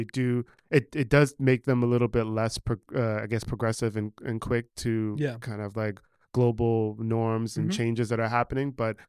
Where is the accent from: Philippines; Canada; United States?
United States; New York; also born or lived in New Jersey; No, I grew up in New York. On the Upper West Side.